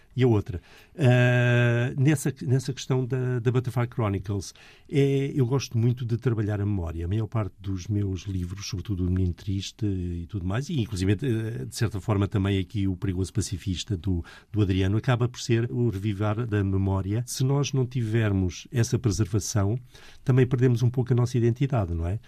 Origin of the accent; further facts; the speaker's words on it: Portugal; eu sou português